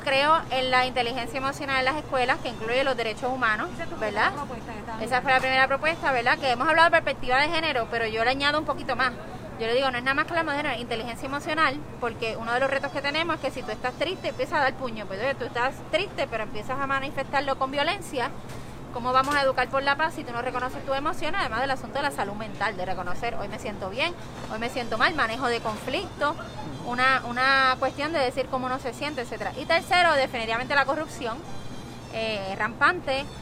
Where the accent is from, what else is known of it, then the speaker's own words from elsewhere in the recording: San Juan, Puerto Rico; soy de Atorrey